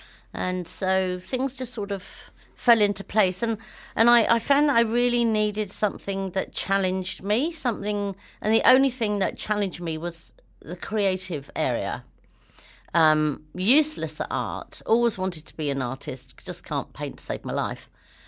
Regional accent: New Zealand; born there; I've always thought myself as a Kiwi because I was born here.

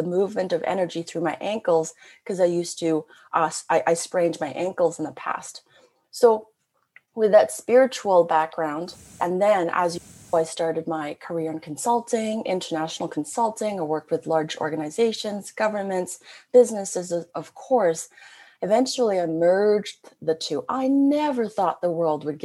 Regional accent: Canada; I'm a Canadian. I've always been very international

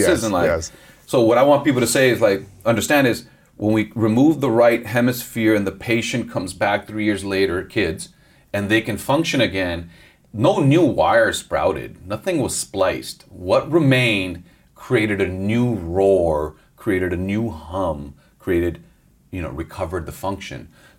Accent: Los Angeles, California, United States; It's good to be in my hometown.

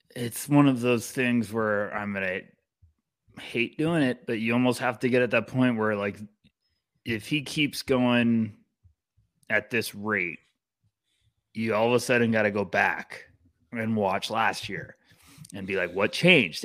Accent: United States; I'm an American

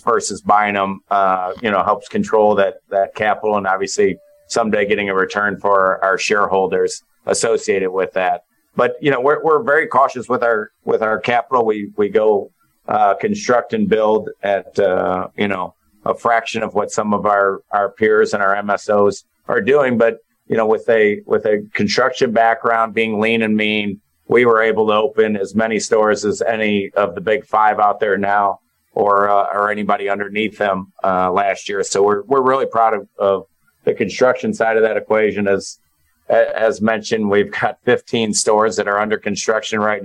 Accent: St. Louis, Missouri, United States; now in Kansas City, United States; We're born and raised in St. Louis. And I'm currently in Kansas City now and have been for the last 22 years

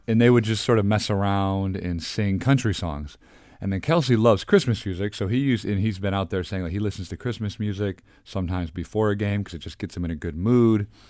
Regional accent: Detroit, Michigan, United States; moved away as an adult; also born or lived in Cincinnati / Houston; now in Philadelphia, United States; I grew up in Detroit

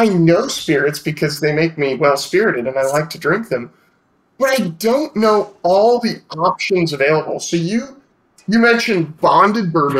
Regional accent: Petaluma, California, United States; I grew up in Sonoma County, right at the southern tip of it, in a town called Petaluma

